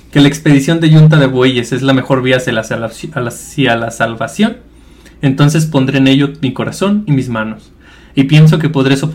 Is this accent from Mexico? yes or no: yes; Mexico; Nosotros pues, somos mexicanos